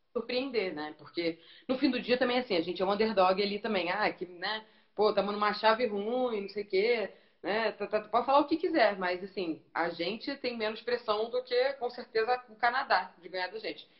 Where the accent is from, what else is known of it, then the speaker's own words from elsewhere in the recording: Niterói, Rio de Janeiro, Brazil; moved away as an adult; also born or lived in Australia; now in São Paulo, Brazil; Eu sou carioca mesmo, nasci no Rio. Minha mãe atravessou a poça só pra eu nascer e voltei. Mas então eu sou carioca, mas sou papagoiaba ali também, Niterói